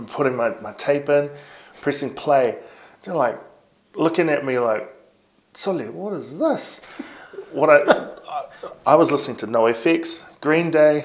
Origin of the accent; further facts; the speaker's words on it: Palmerston North, Manawatū-Whanganui, New Zealand; growing up in Palmerston North, yeah, because I was in Palmy from, I think, from the age of like 6 or 7 till I was about 13.